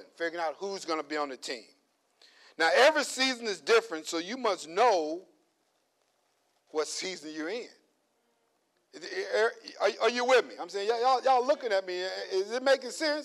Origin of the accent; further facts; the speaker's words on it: Louisiana, United States; moved away; back home, I'm from Louisiana. You know, I'm from the country